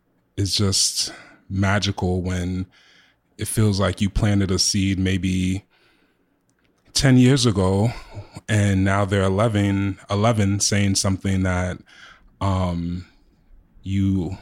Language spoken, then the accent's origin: English; Queens, New York, United States; I grew up in Jamaica, Queens